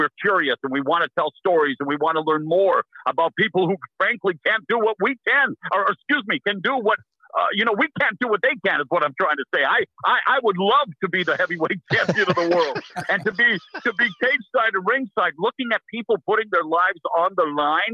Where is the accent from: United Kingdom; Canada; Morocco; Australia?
Canada; Abbotsford, British Columbia; moved away as an adult; also born or lived in Vancouver; now in United States; in my hometown of Abbotsford